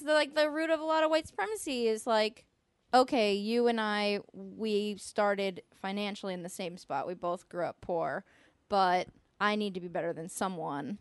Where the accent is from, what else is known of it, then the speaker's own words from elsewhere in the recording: East Bay, California, United States; growing up, you know, I'm from a extremely diverse place. I'm from the East Bay.